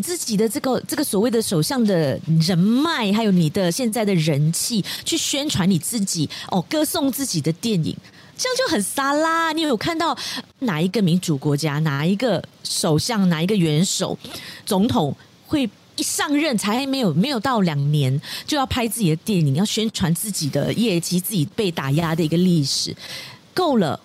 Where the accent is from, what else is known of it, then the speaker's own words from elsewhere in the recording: Malaysia; 身为马来西亚人